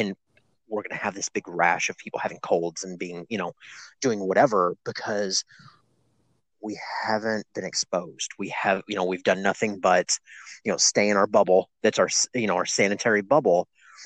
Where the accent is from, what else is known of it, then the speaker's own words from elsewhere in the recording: Kentucky, United States; my home state of Kentucky